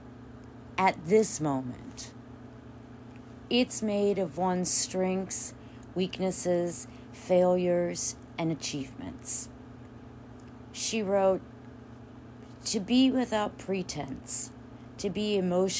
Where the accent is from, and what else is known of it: United States